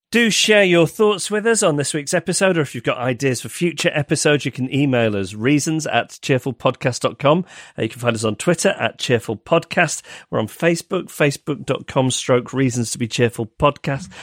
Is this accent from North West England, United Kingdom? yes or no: yes; Macclesfield, North West England, United Kingdom; also born or lived in Stockport / Heaton Moor; I grew up with a Stockport postcode. I was, I was S K eleven in Macclesfield.